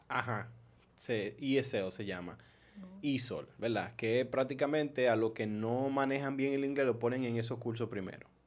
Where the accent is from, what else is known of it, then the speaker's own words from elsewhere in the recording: Dominican Republic; moved away; also born or lived in New York, United States / Maryland, United States; yo era el único dominicano